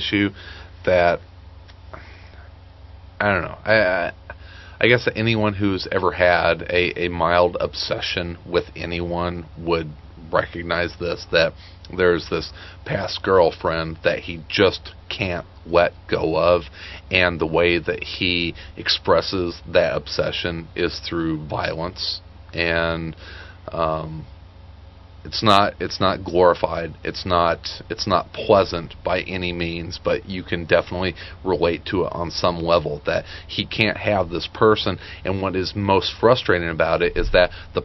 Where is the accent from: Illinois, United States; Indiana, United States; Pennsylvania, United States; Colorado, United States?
Illinois, United States; Marion; I grew up in Marion, Illinois